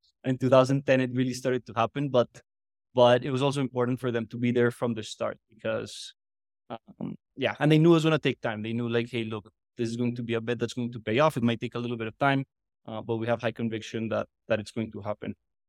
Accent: Medellin, Antioquia, Colombia; moved away as an adult; also born or lived in United States / New York; now in Mexico City, Mexico; I was born in Medellin, Colombia, and then I moved to the U.S. after high school.

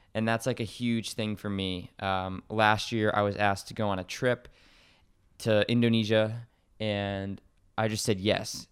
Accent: Connecticut, United States; I live in Connecticut, it's where I was born and raised

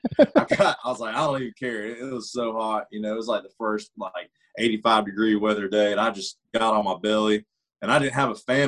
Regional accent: Georgia, United States; now in Nashville, United States; the road I grew up on down in Georgia

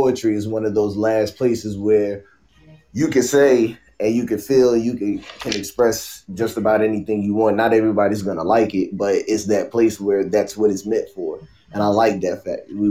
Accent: Newport News, Virginia, United States; I am from Virginia, uh, 757 Newport News

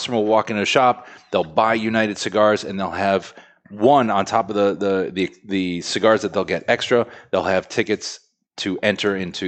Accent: France; English is a second language; Bread. I'm French.

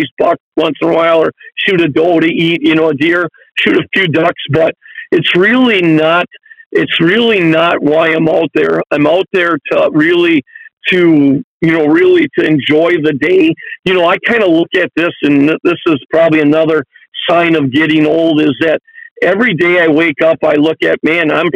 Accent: Lake Winnebago, Wisconsin, United States; we grew up on Lake Winnebago

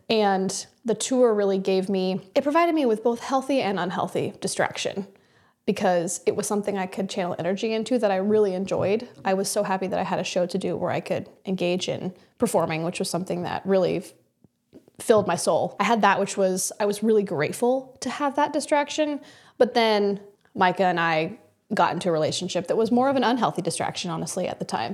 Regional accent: Kansas, United States; moved away as an adult; also born or lived in New York; I grew up in Kansas

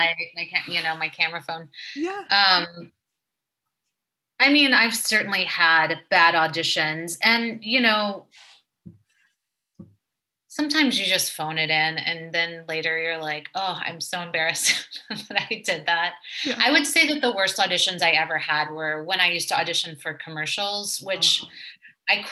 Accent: Mississippi, United States; moved away; I grew up in Mississippi

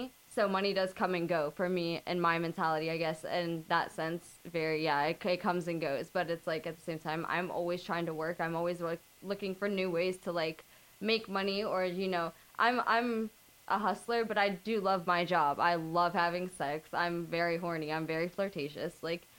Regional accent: Tampa, Florida, United States; now in Los Angeles, United States; Coming from Florida, living in L.A., personally, for me, being born and raised in Tampa, Florida, I've lived in, you know, the same kind of place that I live in now

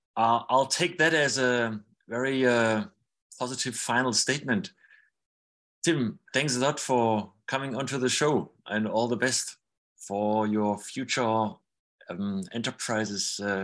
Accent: Germany; we are from Germany, we are in Germany.

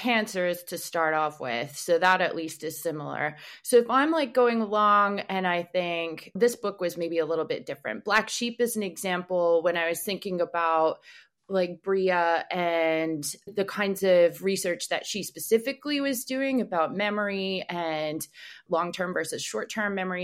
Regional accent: Canada; I'm Canadian, we have CSIS.

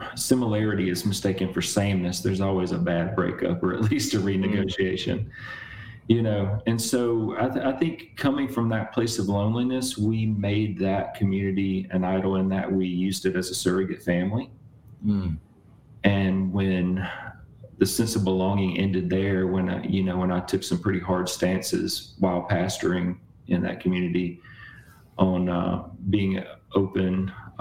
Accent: Mississippi, United States; I grew up in Mississippi

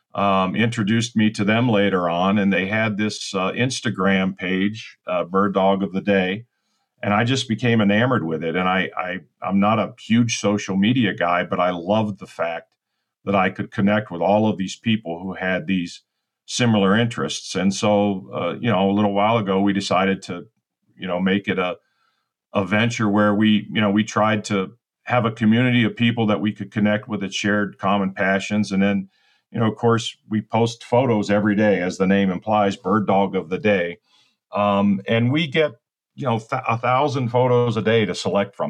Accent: Ohio, United States; now in Naples, Florida, United States; I'm originally from Ohio, so I'm a, I'm a Midwestern

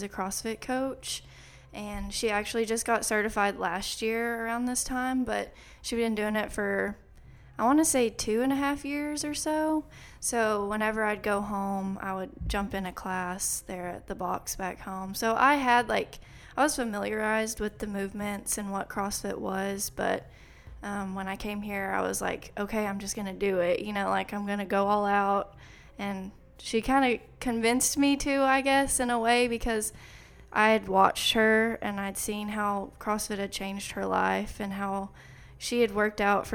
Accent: Clarendon, Texas, United States; moved away as an adult; also born or lived in Lubbock, Texas; now in College Station, United States; I grew up with my dad in Clarendon

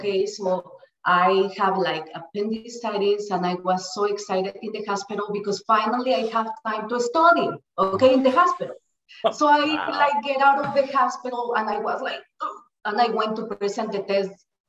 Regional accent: Mexico City, Mexico; English is a second language; moved away as an adult; also born or lived in Minnesota; now in United States; I'm from Mexico City, and I came like a few years ago, a little bit more than 20 years. I immigrated to US.

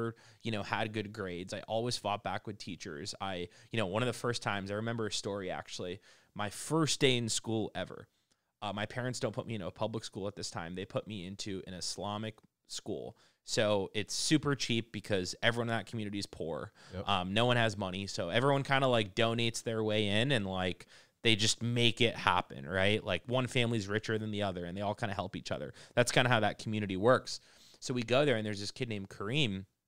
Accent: United States; I'm an Arab. I grew up in the United States, and I went to school during 9/11.

